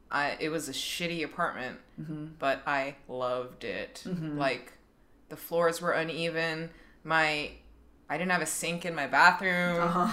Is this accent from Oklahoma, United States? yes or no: no; New York City, New York, United States; I'm from New York City.